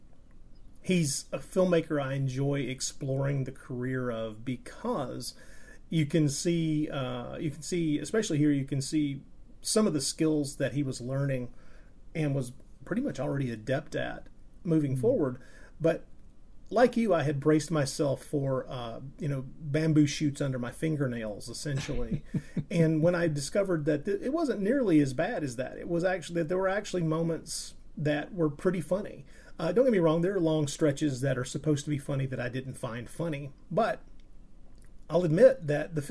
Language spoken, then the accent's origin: English; United States; me being an American and having experienced those films at a younger age